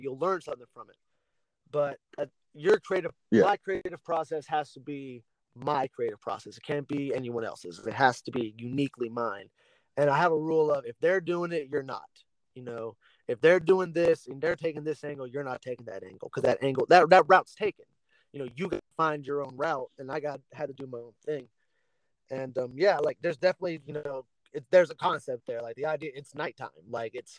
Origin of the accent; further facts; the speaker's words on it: Lafayette, United States; my hometown and the area that we're from